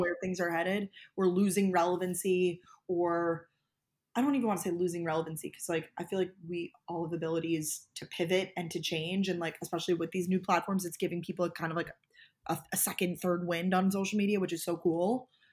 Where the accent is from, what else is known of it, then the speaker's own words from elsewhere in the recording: Long Island, New York, United States; also born or lived in Georgia / Boston; now in New York City, United States; I'm originally from Long Island, New York, born and raised